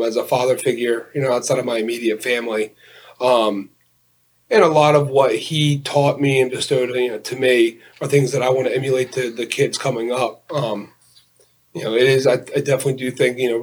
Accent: Collegeville, Pennsylvania, United States; growing up in Collegeville, big Philadelphia, everything fan.

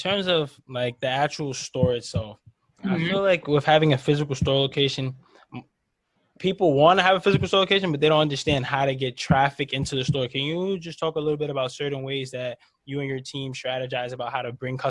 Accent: New York, United States; obviously I'm from New York

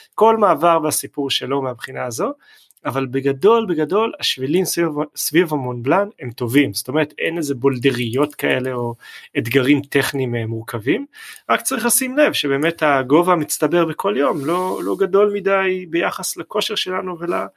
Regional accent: Israel; אנחנו כישראלים

